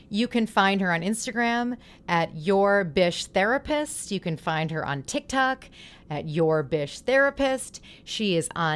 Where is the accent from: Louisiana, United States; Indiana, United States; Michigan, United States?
Michigan, United States; from Michigan